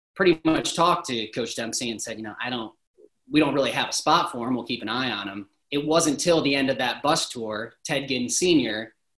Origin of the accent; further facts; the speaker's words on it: Toledo, Ohio, United States; moved away as an adult; now in Central Ohio, United States; Toledo, it's my hometown